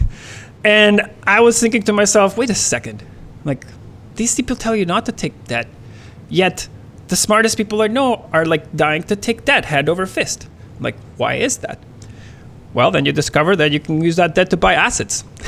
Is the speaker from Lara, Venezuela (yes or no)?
yes; Barquisimeto, Lara, Venezuela; now in Canada; I was born in Barquisimeto. It's a it's a it's a city that is um, t- today it's about a million people, uh, probably less and it's dead in the center of the country. Like if you if you look at the map of Venezuela